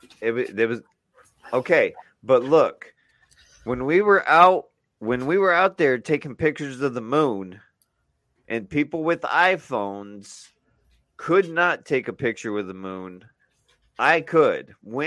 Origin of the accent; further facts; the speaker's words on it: Gary, Indiana, United States; Because I'm hung and I'm from Gary, Indiana.